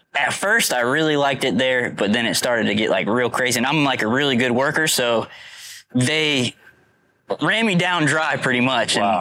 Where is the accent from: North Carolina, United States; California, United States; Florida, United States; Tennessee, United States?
Florida, United States; I'm from Florida. Been here my whole life